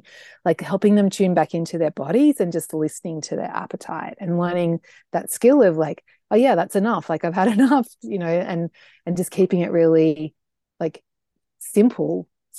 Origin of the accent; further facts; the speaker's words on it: Australia; I'm an Australian, and the thing is, you should know about me is that I'm a big food lover.